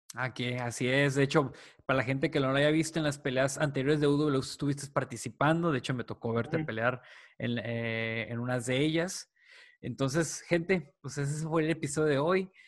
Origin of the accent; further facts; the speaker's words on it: Mexico; aquí como mexicanos